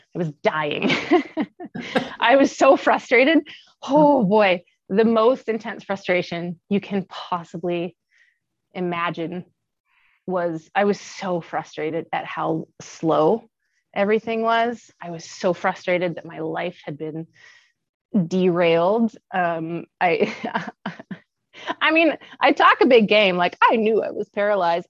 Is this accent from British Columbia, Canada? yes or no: yes; Kamloops, British Columbia, Canada; moved away as an adult; also born or lived in Calgary; i was born and raised in kamloops bc and uh, that is where i live today i came back to my hometown after um, traveling and living all over the world